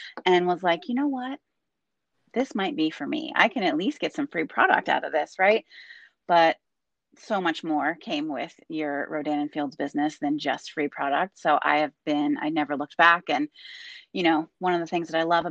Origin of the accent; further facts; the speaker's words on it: Pennsylvania, United States; also born or lived in California; now in Wilmington, United States; I'm originally from Pennsylvania